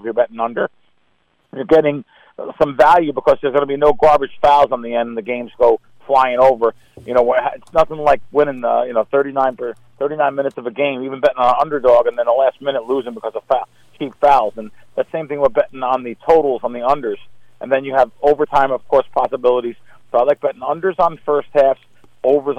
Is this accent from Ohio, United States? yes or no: no; New Jersey, United States; I grew up in North Jersey